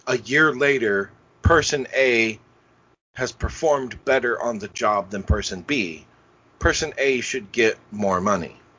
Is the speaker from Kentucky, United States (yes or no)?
no; Indianapolis, Indiana, United States; now in Cincinnati, United States; I grew up in Indianapolis